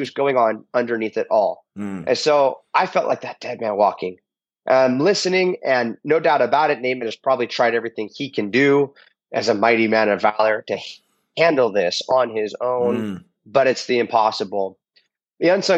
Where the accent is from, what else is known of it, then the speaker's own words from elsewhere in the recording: United States; I'm a Christian because I'm American